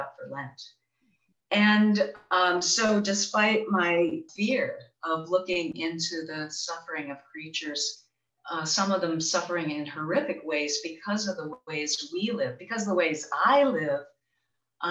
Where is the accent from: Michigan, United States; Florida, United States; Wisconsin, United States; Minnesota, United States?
Michigan, United States; Charlevoix; now in West Michigan, United States; my hometown in Charlevoix in northern Michigan